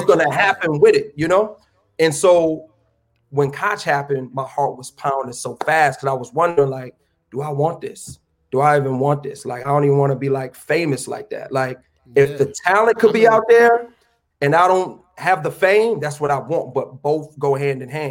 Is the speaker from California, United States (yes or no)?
no; Lansing, Michigan, United States; moved away as an adult; also born or lived in New York City; I'm from Lansing